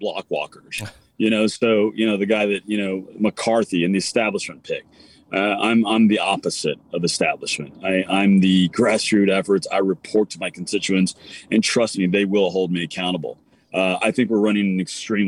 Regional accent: Texas, United States; I'm a Texan

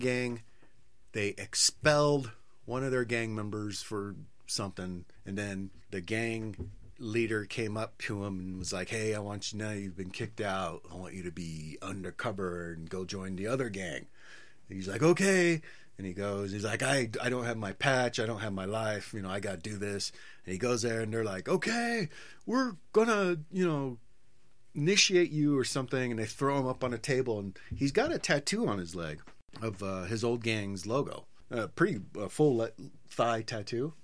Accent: San Diego, California, United States; I'm from San Diego.

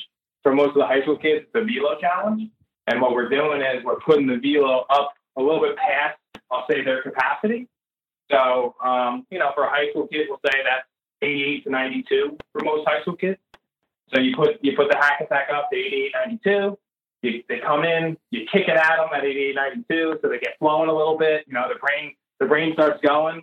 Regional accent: New Jersey, United States; we're from New Jersey

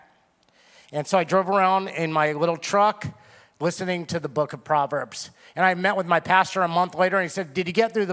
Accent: Simi Valley, California, United States; I was from Simi Valley

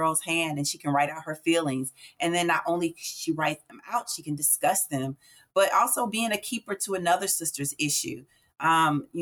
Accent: St. Louis, Missouri, United States; I'm born and raised in St. Louis, Missouri.

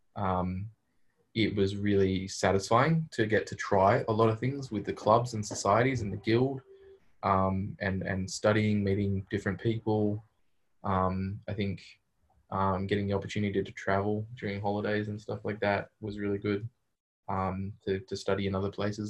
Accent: Australia; moved away as an adult; now in Berkeley, United States; As an Australian

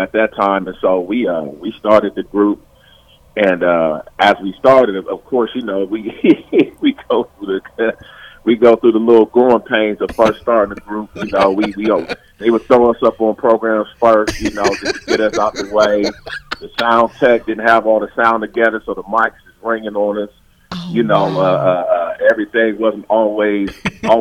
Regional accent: Columbus, Ohio, United States; We're all from Columbus. Born and raised, Columbus, Ohio fellas

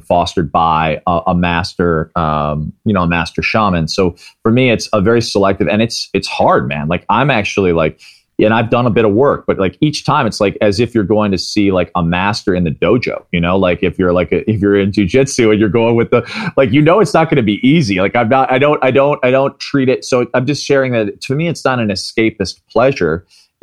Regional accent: Midwest, United States; I grew up in the Midwest

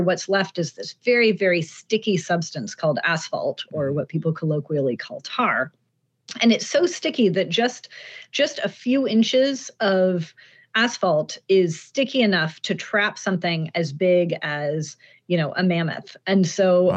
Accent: Pacific Northwest, United States; I grew up in the Pacific Northwest

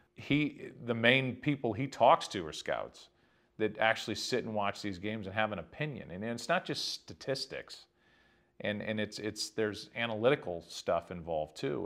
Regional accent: Midwest, United States; born or raised there

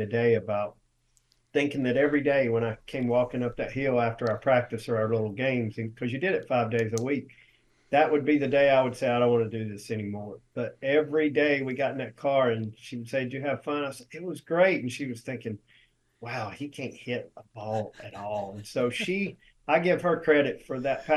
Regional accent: Cherryville, North Carolina, United States; I grew up in Cherville, North Carolina, which is the baseball capital of the world

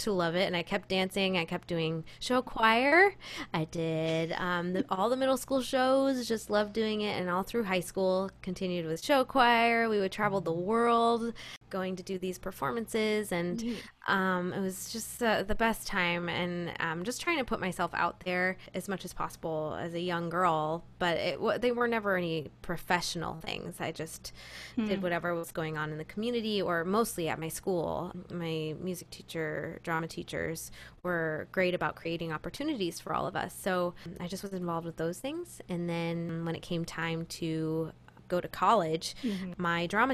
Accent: Rochester, New York, United States; I grew up in Rochester, New York, which is the real upstate New York.

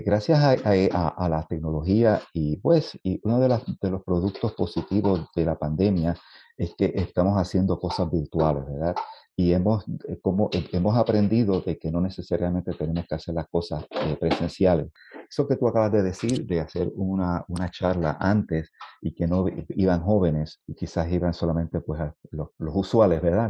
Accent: Puerto Rico; compositor puertorriqueño

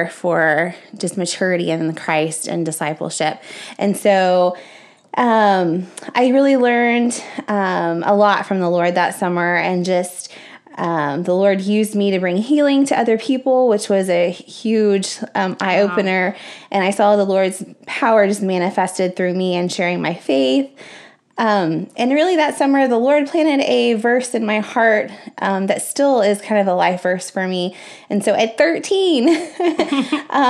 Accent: Spring, Texas, United States; I grew up in Spring, Texas

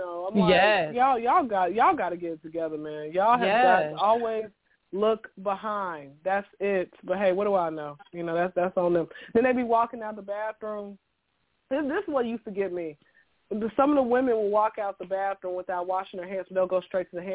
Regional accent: Atlanta, Georgia, United States; born and raised in Atlanta. Been here since I was zero

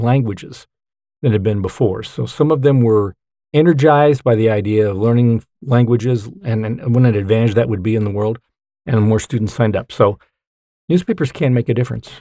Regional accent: California, United States; moved away as an adult; also born or lived in Utah / Bountiful, Utah / Centerville, Utah / Nevada; now in Salt Lake County, United States; I grew up in California, but came back here to go to B Y U and then have been here pretty much ever since I graduated

